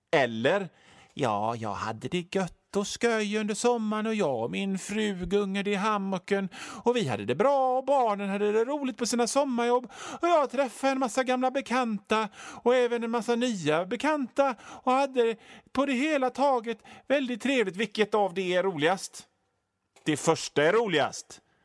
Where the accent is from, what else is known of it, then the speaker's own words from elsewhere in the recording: Hönö, Västra Götaland, Sweden; moved away; also born or lived in Gothenburg; det är där jag är född och uppväxt. Alltså inte på Öckerö utan på Hönö, men Hönö hör till Öckerö